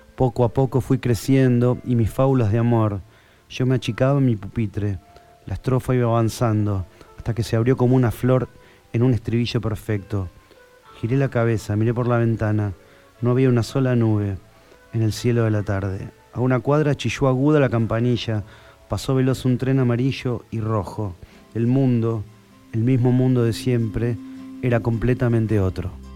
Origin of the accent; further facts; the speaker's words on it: Castelar, Buenos Aires Province, Argentina; yo soy de Castelar, de acá nomás. Castelar es acá unos pasos, estamos en el oeste del conurbano bonaerense.